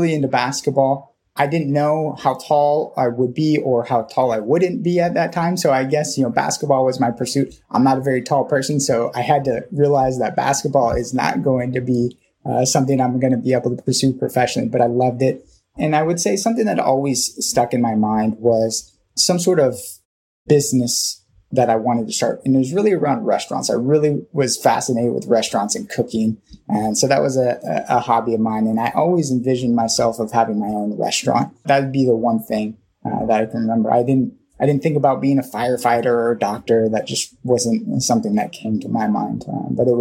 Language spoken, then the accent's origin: English; Thousand Oaks, California, United States; also born or lived in Norwalk, California; we moved up to a place called Thousand Oaks, California, when I was about 5 or 6. And so I started kindergarten there in that area